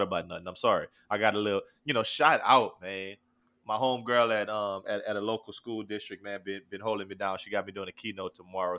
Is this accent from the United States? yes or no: yes; New Iberia, Louisiana, United States; I'm from New Iberia, Louisiana